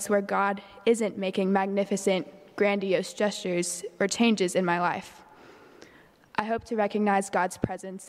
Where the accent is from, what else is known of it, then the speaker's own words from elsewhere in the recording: Bible Belt South, United States; growing up in the Bible Belt South